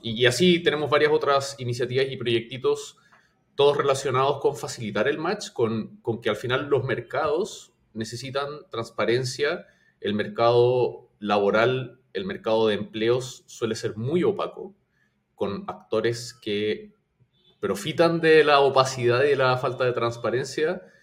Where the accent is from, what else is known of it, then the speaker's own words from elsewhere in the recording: Chile; moved away as an adult; now in Peru; Yo soy de Chile, eh, pero vivo en Perú hace cierto tiempo